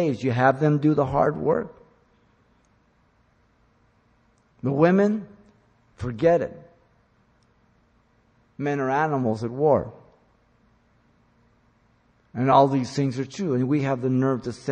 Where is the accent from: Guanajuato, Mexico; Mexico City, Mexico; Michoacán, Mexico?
Mexico City, Mexico; now in United States; I was born in Mexico City. I am a Mexican citizen. I'm an American. I don't fly the Mexican flag. I live in America